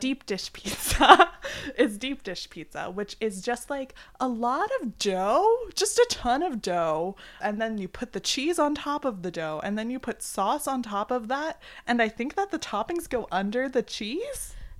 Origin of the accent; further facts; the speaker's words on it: East Coast, United States; we are from the East Coast